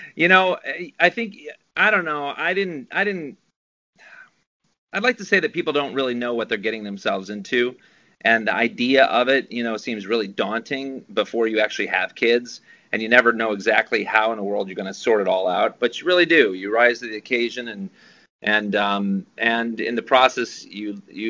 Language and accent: English; Dodge City, Kansas, United States; moved away as an adult; now in Los Angeles, United States; Well, I'm from Dodge City, Kansas, and I moved to Los Angeles when I was 19.